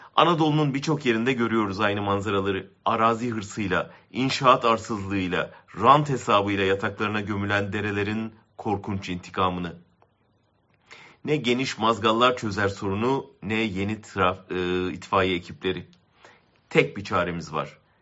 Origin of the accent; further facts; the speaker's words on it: Ankara, Turkey; Ben bir Haziran günü Ankara'da doğdum